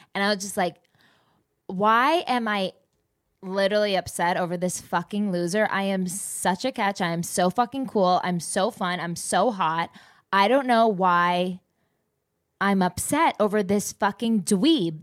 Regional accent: New Jersey, United States; I'm just from the East Co, like, Jersey

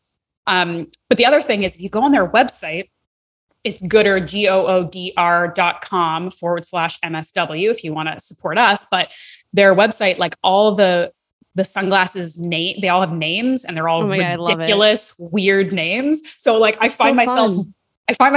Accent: Canada; as a Canadian who lives in Canada

